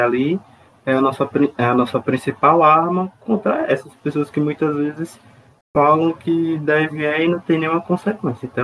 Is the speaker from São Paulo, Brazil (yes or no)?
no; Curitiba, Paraná, Brazil; Eu sou de Curitiba, é uma cidade muito reservadinha, eu tenho muita educação para falar com as pessoas.